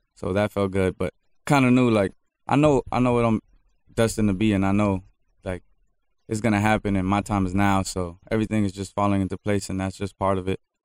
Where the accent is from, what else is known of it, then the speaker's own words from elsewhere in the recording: Miami, Florida, United States; I'm from Miami